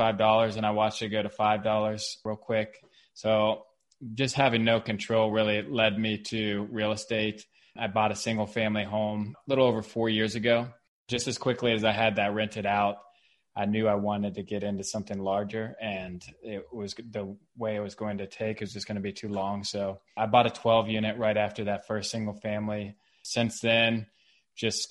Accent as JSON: {"language": "English", "town": "Cincinnati", "region": "Ohio", "country": "United States", "tie": "born or raised there", "also_born_or_lived": "Kentucky", "moved": "as an adult", "lives_now": "Rogers, United States", "said": "I was born and raised in Cincinnati, in Madeira."}